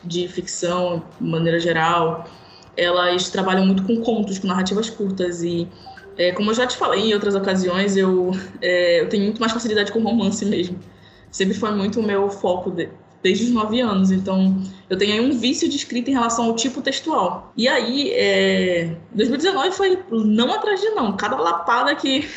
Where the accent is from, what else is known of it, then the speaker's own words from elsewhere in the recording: Pará, Brazil; eu moro na Amazônia, sou paraense